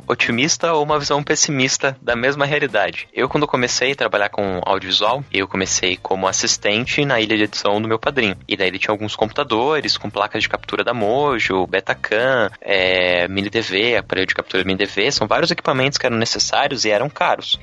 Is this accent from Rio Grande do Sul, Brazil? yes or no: no; São Paulo, Brazil; now in Curitiba, Brazil; eu sou de São Paulo, na verdade, mas moro aqui já faz um tempo.